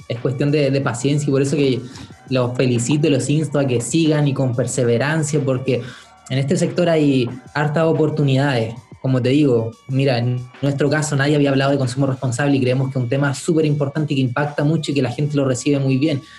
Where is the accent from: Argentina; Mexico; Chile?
Chile; Valparaíso; en Valparaíso, mi ciudad natal